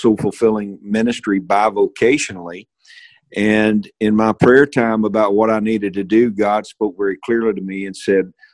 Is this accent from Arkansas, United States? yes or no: yes; Supply, Arkansas, United States; also born or lived in Maynard, Arkansas / Conway, Arkansas / Bigelow, Arkansas; I am an Arkansan. I was born and raised in Northeast Arkansas in a very small community called Supply, Arkansas